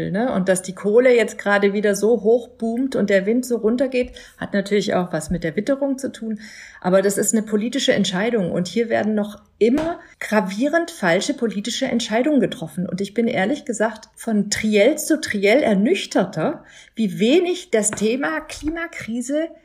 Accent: Berlin, Germany; Also ich als Berlinerin weiß, nach einem Starkgewitter gehe ich da nicht baden

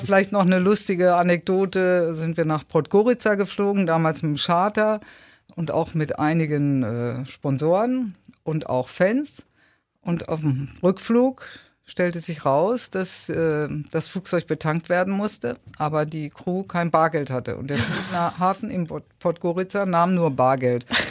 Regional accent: Dortmund, North Rhine-Westphalia, Germany; moved away as an adult; also born or lived in Unna / Munich / Mannheim; now in Kiel, Germany; ich bin geboren in Unna und habe aber dann, äh, dreiunddreißig Jahre in Dortmund gelebt.

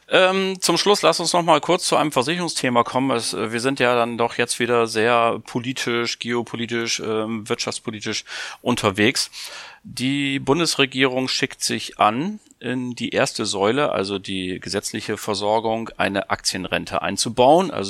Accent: Hamburg, Germany; Ich bin ja auch Hamburger, dagegen habe ich nichts einzuwenden.

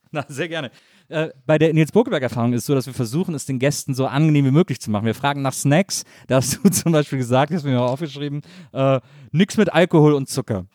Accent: Wesseling, North Rhine-Westphalia, Germany; ich komme aus Wesseling zwischen Köln und Bonn, so eine kleine Stadt

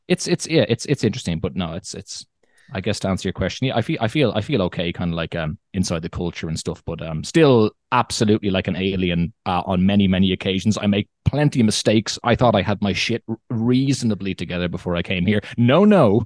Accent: Ireland; moved away as an adult; also born or lived in Morocco; now in Germany; I'm from Ireland

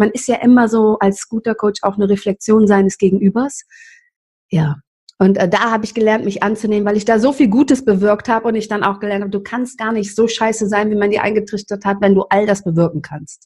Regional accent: Cologne, North Rhine-Westphalia, Germany; aufgewachsen in Köln-Kalk in einem Milieu, also ich bin nicht in Köln-Kalk, in Humboldt-Gremmesch, das ist bei Kalk

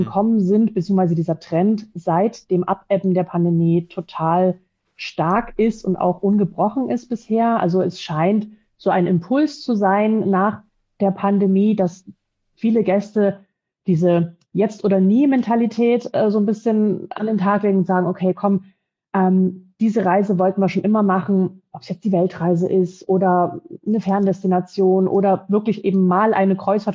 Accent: Dresden, Saxony, Germany; moved away as an adult; now in Frankfurt, Germany; ich bin in der Gastronomie groß geworden, im elterlichen Betrieb, komme ursprünglich aus Dresden, bin aber schon jetzt äh, 14 Jahre hier in, in Frankfurt beheimatet

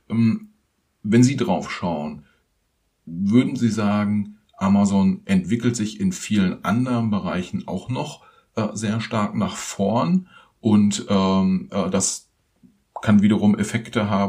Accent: Germany; Das ist für uns als Deutsche irgendwie schon auch so ein bisschen überraschend

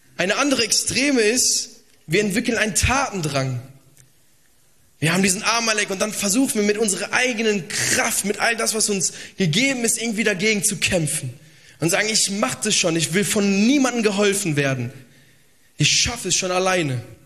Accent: Italy; Ich bin auch äh, Italiener

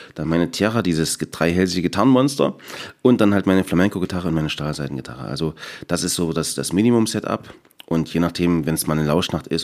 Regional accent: Erzgebirge, Saxony, Germany; ich bin durch und durch Erzgebirger

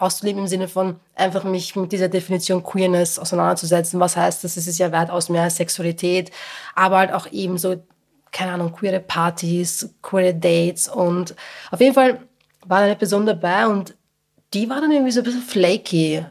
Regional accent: a working-class town in Lower Austria, Austria; moved away as an adult; now in Vienna, Austria; ich komme aus einer niederösterreichischen Arbeiterstadt

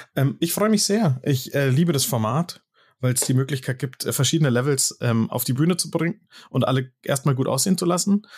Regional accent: Munich, Bavaria, Germany; Und dann musste ich nach München West

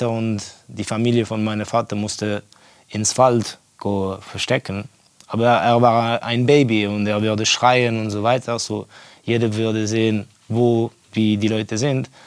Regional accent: Estonia; German is a second language; Ja, ich bin aufgewachsen in Estland während der Kommunismuszeit.

